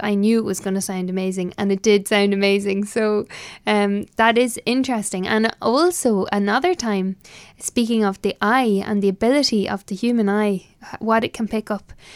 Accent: Ireland; I am Irish

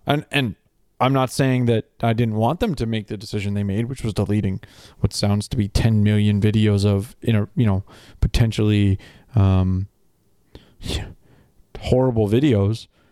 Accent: Canada; me as a Canadian

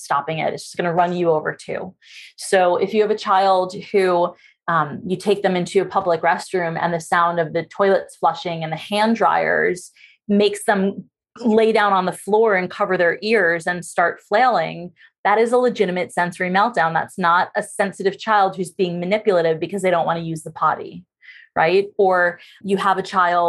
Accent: New York, United States; I'm actually from New York

